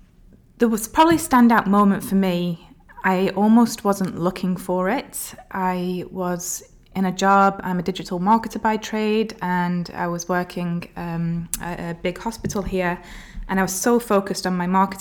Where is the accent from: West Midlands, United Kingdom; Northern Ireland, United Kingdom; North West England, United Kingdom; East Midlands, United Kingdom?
North West England, United Kingdom; Bolton; moved away as an adult; now in Abu Dhabi, United Arab Emirates; Okay, so I am from Bolton, which is just north of Manchester in England. I've had the accent sort of diluted, I guess, along the way.